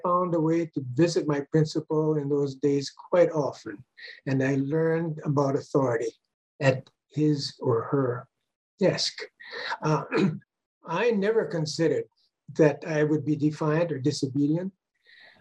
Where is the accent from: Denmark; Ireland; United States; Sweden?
United States; Maui, Hawaii; now in Honolulu, United States; I was born and raised on Maui. So I'm a Maui boy from way back, pre-World War II.